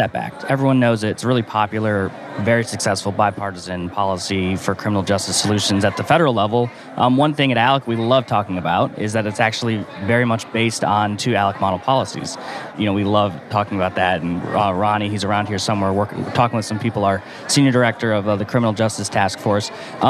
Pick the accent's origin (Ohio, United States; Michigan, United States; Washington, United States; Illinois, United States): Michigan, United States; Southfield; moved away; I'm from the suburban Detroit area, so Southfield, Michigan